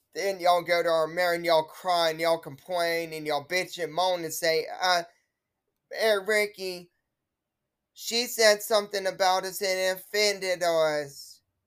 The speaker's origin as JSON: {"language": "English", "town": "Wilsonville", "region": "Alabama", "country": "United States", "tie": "born or raised there", "said": "Wilsonville, Alabama, my hometown that I live in."}